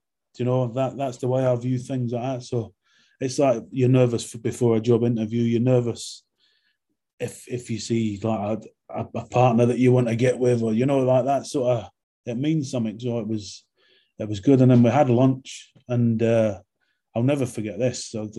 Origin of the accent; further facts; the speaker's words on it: London, United Kingdom; accent: London; also born or lived in Scotland; I grew up in London in my sort of teen years, so I went to school in London.